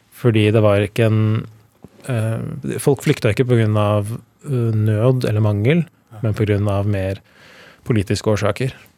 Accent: Elverum, Innlandet, Norway; also born or lived in Trysil; De bodde i Trysil da jeg ble født i Elverum

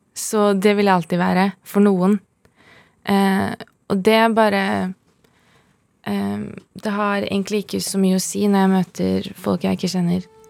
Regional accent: Oslo, Norway; jeg vokste opp på Holmlia

